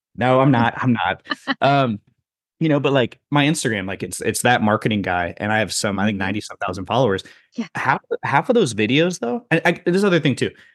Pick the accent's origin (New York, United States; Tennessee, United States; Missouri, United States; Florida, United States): Missouri, United States; I grew up in Missouri too, so I know that area.